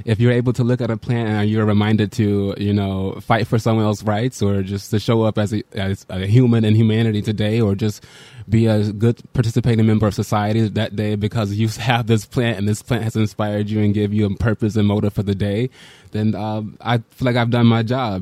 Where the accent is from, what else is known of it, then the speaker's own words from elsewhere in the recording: Birmingham, Alabama, United States; also born or lived in Brooklyn, New York City; now in New York City, United States; I am from Birmingham, Alabama, and I wanted to move New, to New York City